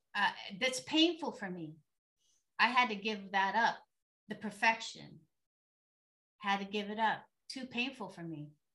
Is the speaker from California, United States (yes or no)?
yes; San Diego, California, United States; I grew up in San Diego, California, so by the beach, so we were pretty hippie-ish